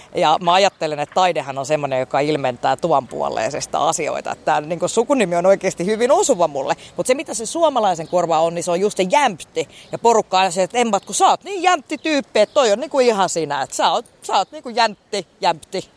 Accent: Helsinki, Uusimaa, Finland; moved away as an adult; also born or lived in Mikkeli / Heinola; now in Pirkkala, Finland; Itästadissa, mistä mä oon niin kuin kotoisin

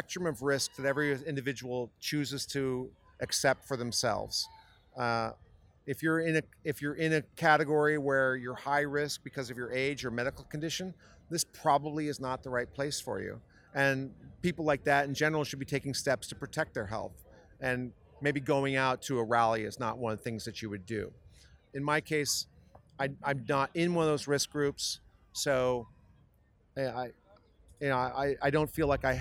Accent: San Diego, California, United States; I'm from San Diego, California

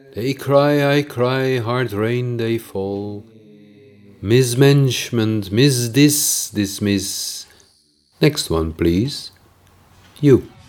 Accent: Netherlands; accent: Dutch; English is a second language; my Dutch accent

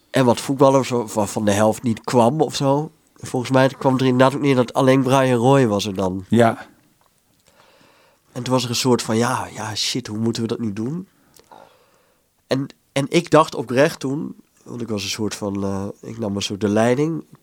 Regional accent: Netherlands; Wat wij als Hollanders vaak zeggen als we daar zijn.

